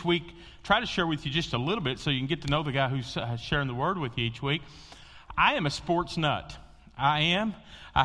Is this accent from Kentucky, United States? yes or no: yes; Western Kentucky, United States; I grew up in Western Kentucky